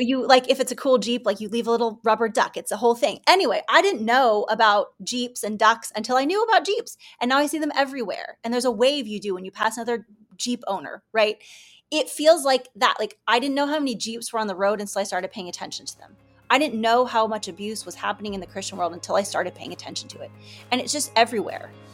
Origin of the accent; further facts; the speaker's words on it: Kansas City, United States; I grew up in the Kansas City area